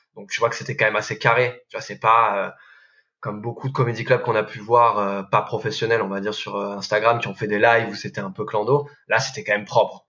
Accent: the South, southern France, France; je viens du Sud

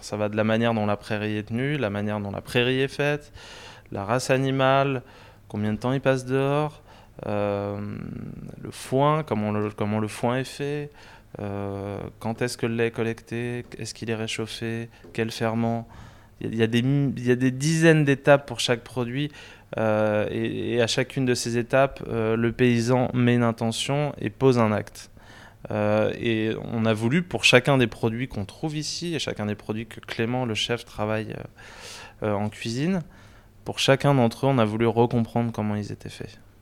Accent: Paris, Île-de-France, France; also born or lived in Saint-Maurice / Normandy (near Alençon); Alors moi j'ai grandi à Paris et puis en proche banlieue à Saint-Maurice. Euh, et j'ai aussi passé une bonne partie de mon enfance en Normandie, près d'Alençon

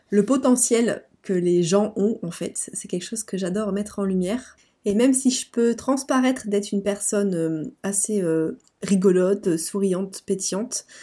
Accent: Lille, Hauts-de-France, France; Je viens de Lille, donc du nord de la France.

